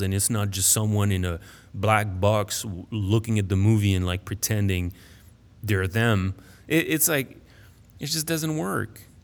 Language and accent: English; Paris, Île-de-France, France; first language French; English is a second language; moved away as an adult; also born or lived in United States; I was born in Paris, I grew up there